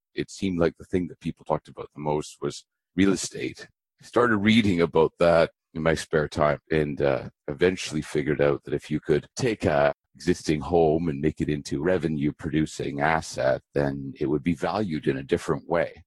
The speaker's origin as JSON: {"language": "English", "town": "Abbotsford", "region": "British Columbia", "country": "Canada", "tie": "born or raised there", "also_born_or_lived": "Vancouver, British Columbia", "said": "I was born in Vancouver, British Columbia. I grew up in a little town west of Vancouver called Abbotsford"}